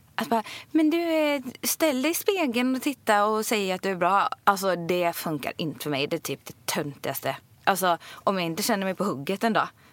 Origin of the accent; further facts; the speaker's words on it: Ulricehamn, Västra Götaland, Sweden; jag är uppvuxen i, i Ulricehamn